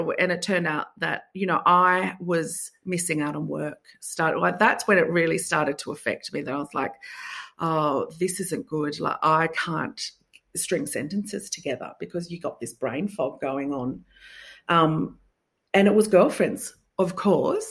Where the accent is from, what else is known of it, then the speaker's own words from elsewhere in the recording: Sydney, New South Wales, Australia; I'm from Sydney.